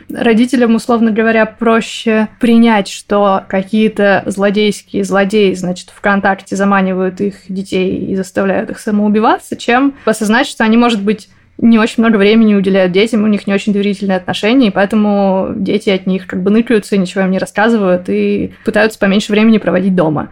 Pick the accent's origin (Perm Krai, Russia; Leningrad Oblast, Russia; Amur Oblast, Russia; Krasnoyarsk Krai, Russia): Perm Krai, Russia; Perm; now in Moscow, Russia; в Перми у нас